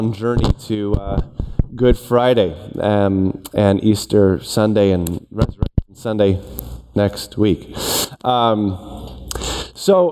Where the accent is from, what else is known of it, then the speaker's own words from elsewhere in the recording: Toronto, Ontario, Canada; I grew up in Toronto.